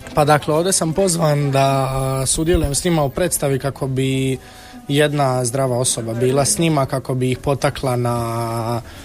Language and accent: Croatian; Međugorje, Federation of Bosnia and Herzegovina, Bosnia & Herzegovina; now in Split, Croatia; ja sam konkretno iz Međugorja i isto sam e, bio u crkvenoj zajednici od malih nogu